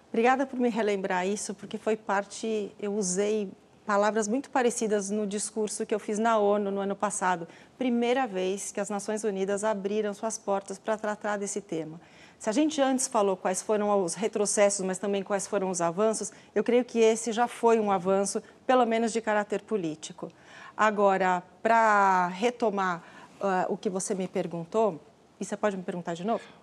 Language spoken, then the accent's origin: Portuguese; Brazil; nós somos brasileiros e brasileiras